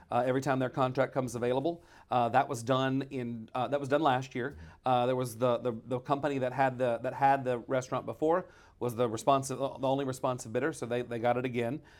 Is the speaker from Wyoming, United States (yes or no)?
no; Shreveport, Louisiana, United States; I'm from here in Shreveport.